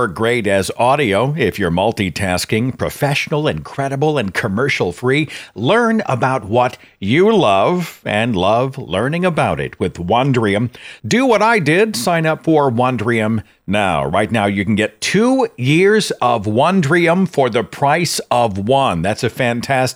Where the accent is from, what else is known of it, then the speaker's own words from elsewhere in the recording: Tulsa, Oklahoma, United States; my hometown of Tulsa